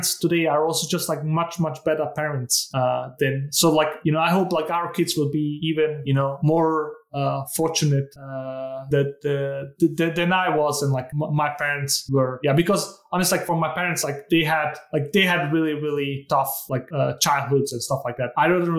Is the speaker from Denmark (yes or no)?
yes; Denmark; also born or lived in Bosnia and Herzegovina; growing up in Denmark was a huge advantage. I got like a free education.